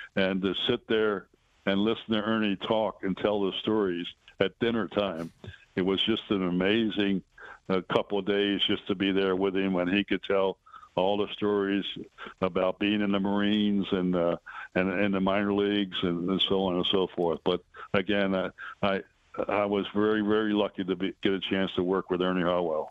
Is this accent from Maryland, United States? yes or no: yes; Baltimore, Maryland, United States; moved away; that was in Baltimore, my hometown